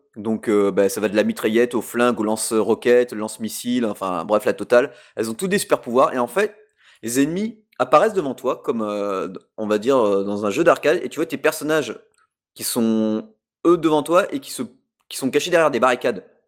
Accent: France; chez nous en France

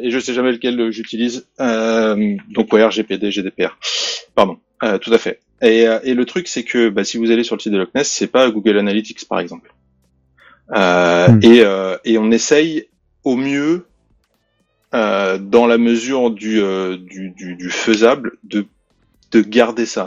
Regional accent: France; now in England, United Kingdom; je suis français, ça ok, mais je vis en Angleterre

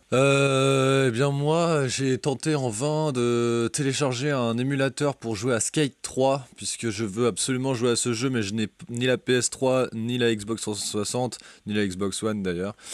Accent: Brittany, France; moved away; chez moi en Bretagne

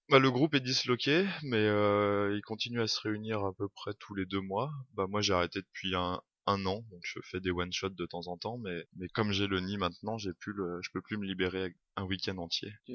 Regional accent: Grenoble, Auvergne-Rhône-Alpes, France; je viens de Rhône-Alpes, de Grenoble plus précisément

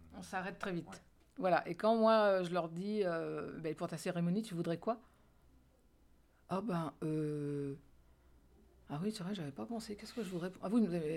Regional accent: France; nous, en tant que Français

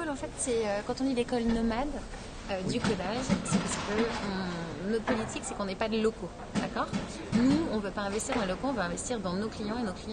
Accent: Lyon, Auvergne-Rhône-Alpes, France; J'ai démarré ma carrière à Lyon, je suis lyonnaise.

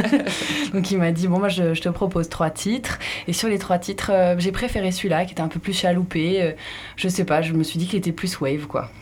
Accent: Île d'Oléron, Nouvelle-Aquitaine, France; now in Seignosse, France; Je suis oléronaise

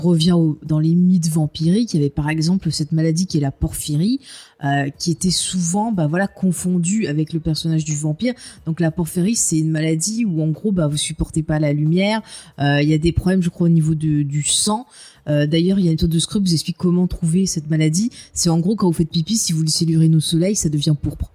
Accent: France; chez nous en France

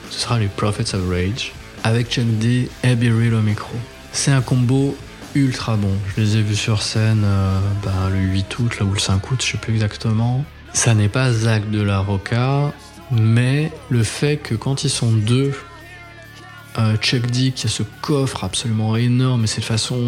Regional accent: France; on est français

